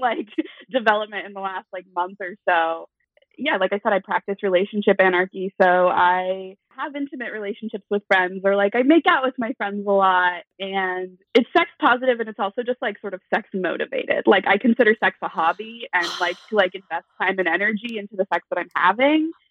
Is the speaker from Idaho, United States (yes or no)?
no; Eastern Washington, United States; I grew up in Eastern Washington